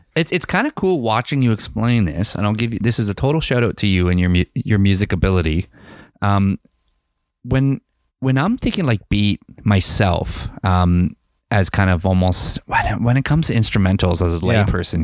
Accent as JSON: {"language": "English", "town": "London", "region": "Ontario", "country": "Canada", "tie": "born or raised there", "moved": "as an adult", "lives_now": "Kamloops, Canada", "said": "go home in my hometown"}